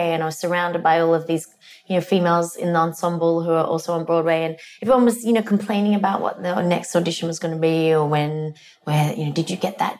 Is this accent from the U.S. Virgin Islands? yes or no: no; Australia; moved away as an adult; also born or lived in England; now in United States; I grew up in Australia. I moved to Australia when I was 2.